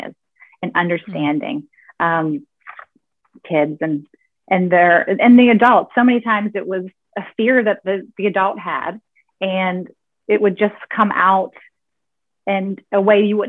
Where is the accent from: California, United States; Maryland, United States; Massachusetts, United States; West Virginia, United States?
West Virginia, United States; I grew up in West Virginia in a real small town that has, I think, 2,000-ish people in the town